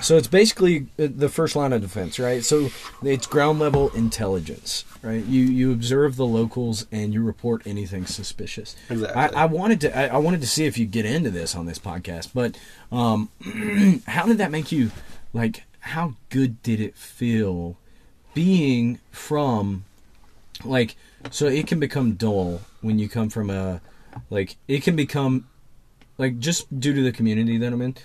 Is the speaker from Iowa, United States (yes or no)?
no; Southern West Virginia, United States; my hometown, anybody that's listening in Southern West Virginia